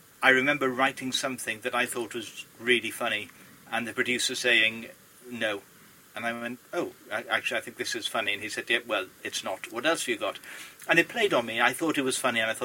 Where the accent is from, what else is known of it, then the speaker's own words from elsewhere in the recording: Port Talbot, Wales, United Kingdom; people picked on me being Welsh, which was weird in a school in Port Talbot